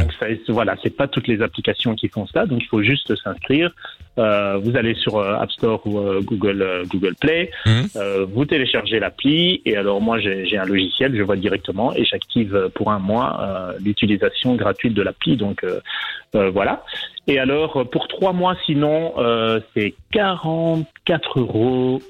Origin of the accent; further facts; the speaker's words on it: Belgium; moved away as an adult; now in Fuerteventura, Spain; J'ai quitté la Belgique il y a quatre ans pour m'installer